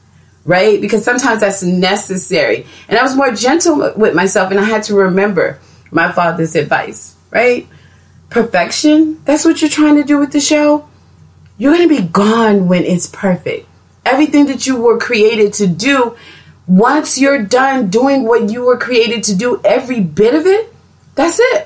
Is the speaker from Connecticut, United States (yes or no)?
no; Texas, United States; accent: Texas slang; I'm from Texas